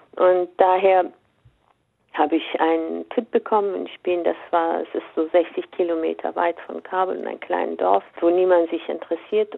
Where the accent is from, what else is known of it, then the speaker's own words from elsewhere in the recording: Afghanistan; now in Germany; als Afghanin